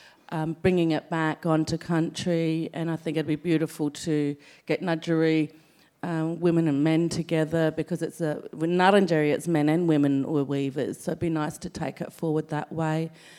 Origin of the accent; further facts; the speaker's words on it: South Australia, Australia; So for me being South Australian, having the opportunity to be able to go on country, I connect in different ways.